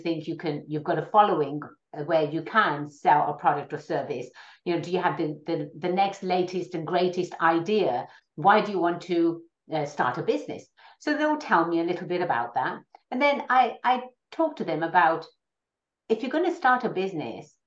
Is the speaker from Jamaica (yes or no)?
no; England, United Kingdom; moved away as an adult; now in California, United States; I was born and raised in England. I came out to America for further education. I've always been in California.